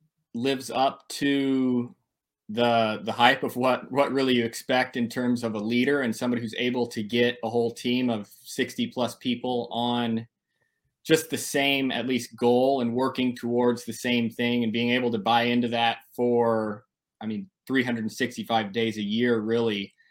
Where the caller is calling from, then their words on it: Tempe, Arizona, United States; I'm here in Tempe, Arizona.